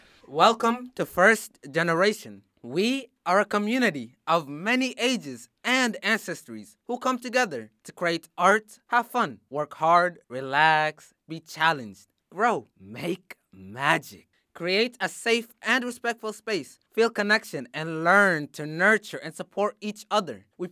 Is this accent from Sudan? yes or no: yes; Sudan; now in Springfield, United States; I am from Sudan and I live in Springfield.